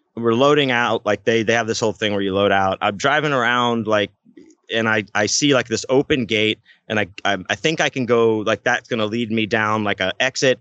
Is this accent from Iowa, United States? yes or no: no; Houston, Texas, United States; we're from Houston